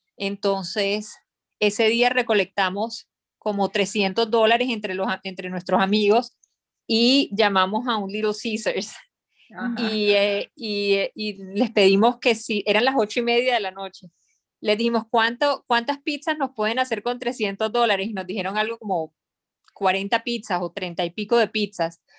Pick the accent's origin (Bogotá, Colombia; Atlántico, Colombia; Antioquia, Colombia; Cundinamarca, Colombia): Atlántico, Colombia; Barranquilla; also born or lived in Bogotá, Colombia / New York, United States / Miami, United States; now in Panama; yo soy de Barranquilla, Colombia